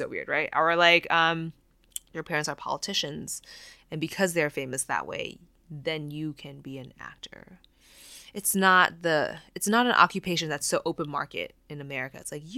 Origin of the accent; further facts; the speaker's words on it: Taiwan; moved away as an adult; now in United States; No, I grew up in Taiwan.